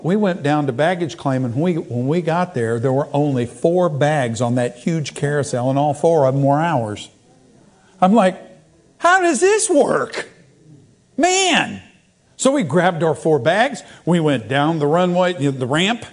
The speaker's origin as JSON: {"language": "English", "town": "Tulsa", "region": "Oklahoma", "country": "United States", "tie": "born or raised there", "moved": "yes", "said": "I'm one of the few people I've ever met that is from Tulsa."}